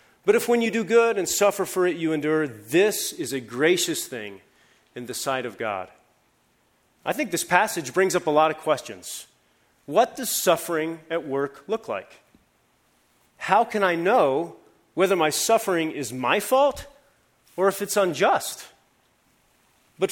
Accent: Columbus, Ohio, United States; moved away; Back in Ohio, I'm from Columbus, Ohio

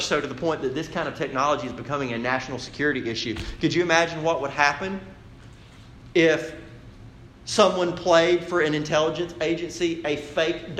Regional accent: United States

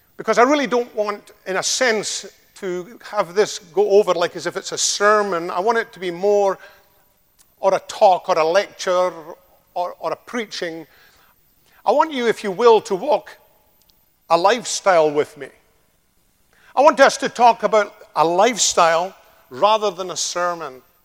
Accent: Scotland, United Kingdom; accent: Scottish (like Sean Connery); now in United States; it's quite like Sean Connery because he comes from a place in Scotland uh, very close to me

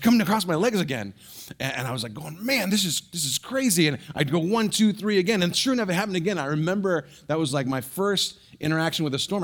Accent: San Francisco Bay Area, California, United States; moved away; I grew up in the Bay Area, San Francisco Bay Area

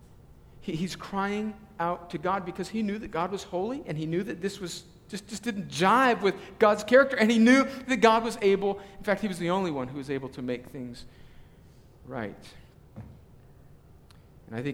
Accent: Southern California, United States; moved away; I grew up in Southern California and I'm a USC fan

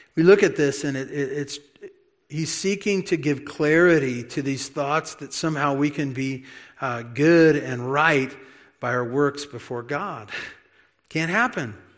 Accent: United States; also born or lived in California; being an American and maybe even an American in California

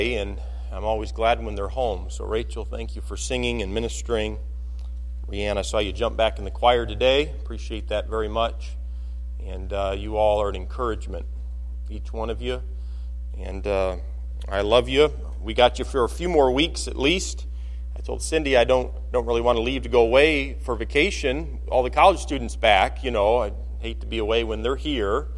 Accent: Michigan, United States; I'm from Michigan

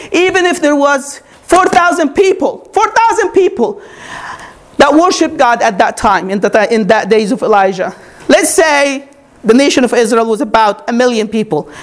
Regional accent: Egypt; moved away as an adult; now in United States; When I grew up, I grew up in Egypt, born and raised. I came to America when I was 22.

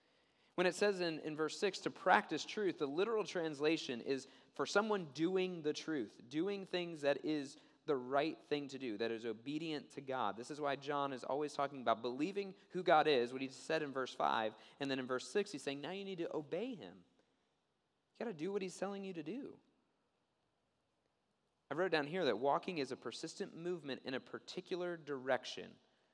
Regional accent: Maryland, United States; Time Magazine reported an incident that took place in my home state, the state of Maryland.

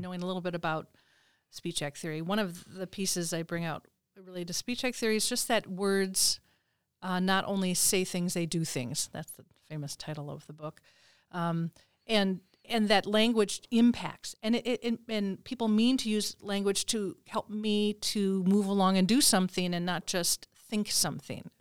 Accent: Minnesota, United States; I'm from Minnesota, and my parents live in the Twin Cities

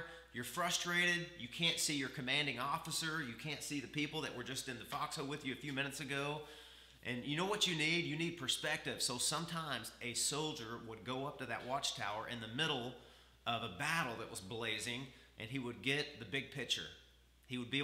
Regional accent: the South, United States; I come from the South

